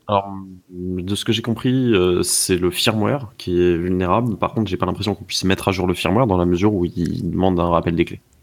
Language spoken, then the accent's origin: French; France; chez nous en France